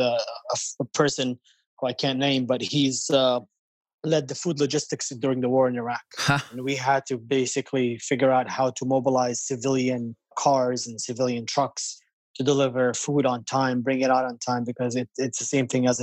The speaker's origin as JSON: {"language": "English", "country": "Palestine", "tie": "born or raised there", "moved": "yes", "lives_now": "New York, United States", "said": "growing up in Palestine"}